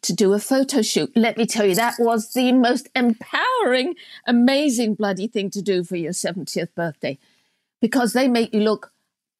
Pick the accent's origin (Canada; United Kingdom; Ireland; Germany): United Kingdom; England; moved away as an adult; also born or lived in United States; growing up in England in the 50s